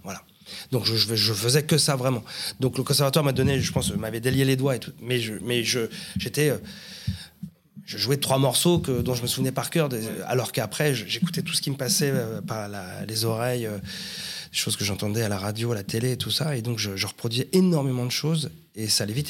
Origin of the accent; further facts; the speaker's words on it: Paris southern suburbs, Île-de-France, France; je suis né à Paris 14e. Voilà, et j'ai toujours vécu en banlieue sud